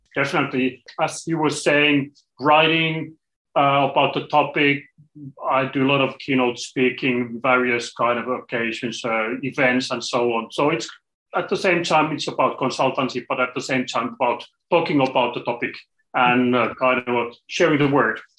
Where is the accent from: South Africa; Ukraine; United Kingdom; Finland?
Finland; I'm coming from Finland, small country in the corner of Europe